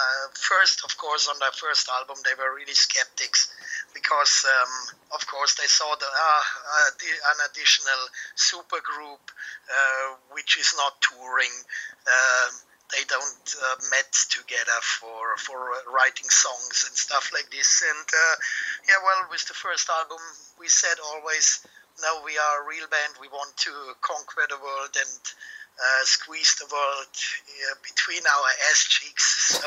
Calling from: Munich, Bavaria, Germany; I'm calling from Munich

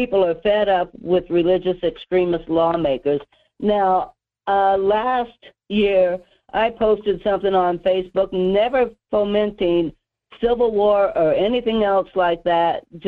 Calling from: Denali Borough, Alaska, United States; calling from the Denali Borough area.

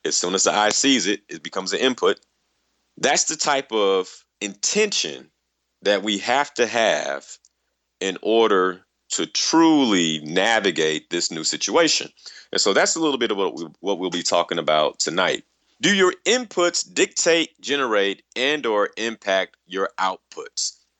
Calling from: Dallas, Texas, United States; I'm calling from Dallas, Texas

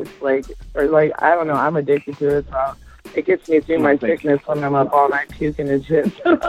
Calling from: Lockport, New York, United States; … from Lockport, New York.

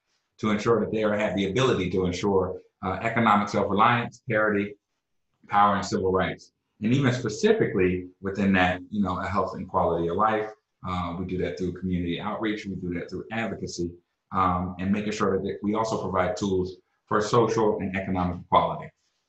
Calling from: Austin, Texas, United States; I'm calling in from my office in Austin, Texas.

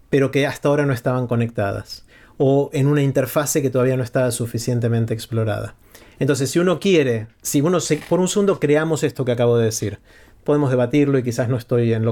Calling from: Buenos Aires, Argentina; de la Ciudad Autónoma de Buenos Aires.

